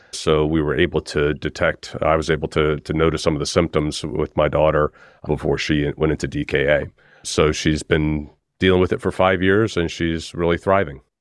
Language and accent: English; United States; now in United Kingdom; I'm an American, but I'm based in the U K